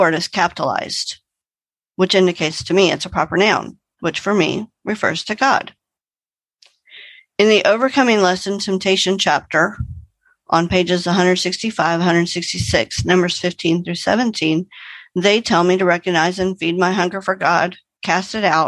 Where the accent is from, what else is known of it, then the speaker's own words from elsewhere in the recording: Arlington, Texas, United States; I hail from Arlington, Texas, which is between Dallas and Fort Worth, but my home group is in Dallas.